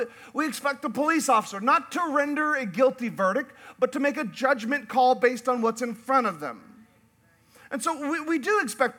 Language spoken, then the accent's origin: English; Alaska, United States; also born or lived in Yukon, Canada; I grew up in Alaska and the Yukon in northern Canada, and up there we have whitewater rafting.